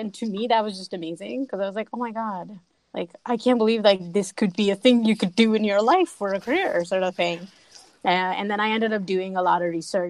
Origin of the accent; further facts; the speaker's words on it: India; moved away as an adult; now in Pittsburgh, United States; that's kind of how I moved to here from India and didn't really like look back since then